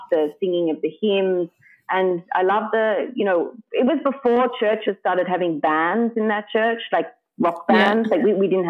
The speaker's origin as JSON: {"language": "English", "town": "Sydney", "region": "New South Wales", "country": "Australia", "said": "I'm from Sydney"}